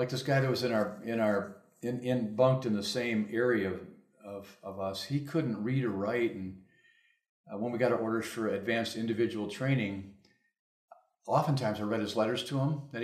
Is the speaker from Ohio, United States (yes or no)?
no; Grand Rapids, Michigan, United States; I was born in Grand Rapids and I graduated in 1964